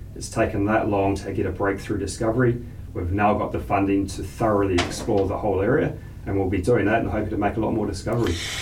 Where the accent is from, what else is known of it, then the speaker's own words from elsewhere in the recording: New Zealand; moved away; I grew up in New Zealand